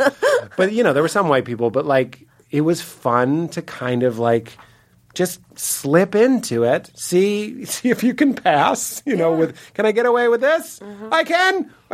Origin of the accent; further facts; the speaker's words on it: Boston, Massachusetts, United States; accent: Boston; When I talk to Donnie, I use my Boston accent.